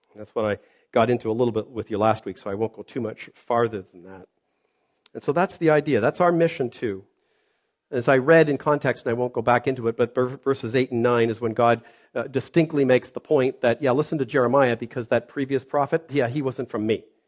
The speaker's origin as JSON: {"language": "English", "country": "Canada", "tie": "born or raised there", "said": "I was born here in Canada"}